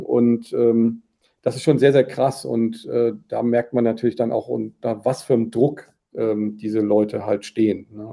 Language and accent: German; Germany; als Deutsche